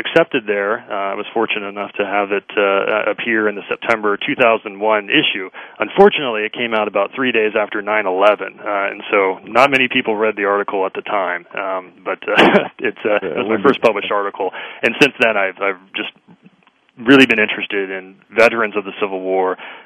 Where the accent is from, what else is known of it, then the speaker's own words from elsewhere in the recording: Northern Virginia, United States; moved away; also born or lived in Springfield, Virginia; I grew up in Northern Virginia.